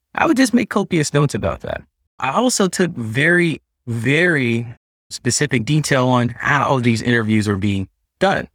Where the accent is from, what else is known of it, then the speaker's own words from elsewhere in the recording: Texas, United States; also born or lived in New York; now in California, United States; as a Texan